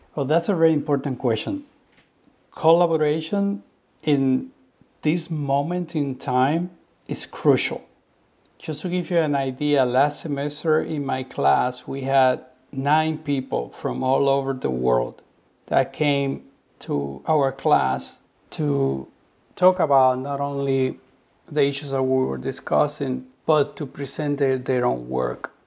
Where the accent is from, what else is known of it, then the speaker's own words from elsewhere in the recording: Cuba; growing up in Cuba and being educated under the revolution